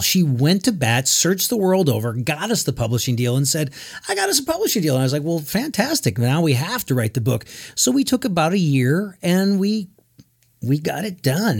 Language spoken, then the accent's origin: English; Connecticut, United States; now in Nashville, United States; We're both from Connecticut.